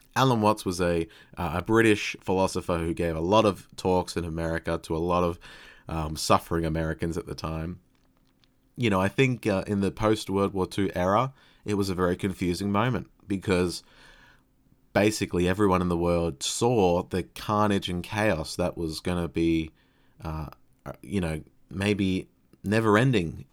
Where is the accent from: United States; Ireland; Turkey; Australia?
Australia; phrasing, I guess, as an Australian